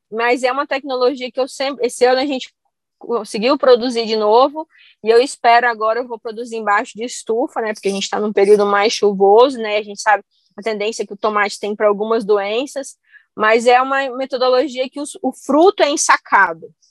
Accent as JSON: {"language": "Portuguese", "region": "Goiás", "country": "Brazil", "tie": "born or raised there", "also_born_or_lived": "Santa Catarina / Rio Grande do Sul", "said": "Mas a minha família é do Rio Grande do Sul, eu nasci em Santa Catarina, mas eu vim para Goiás com um ano. E a gente sempre morou em fazenda"}